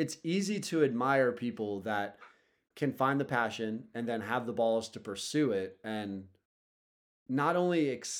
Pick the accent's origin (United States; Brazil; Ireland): Ireland; Being Irish